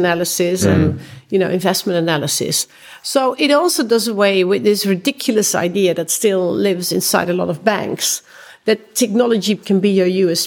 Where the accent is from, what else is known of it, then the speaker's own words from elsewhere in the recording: Netherlands; I come from the Netherlands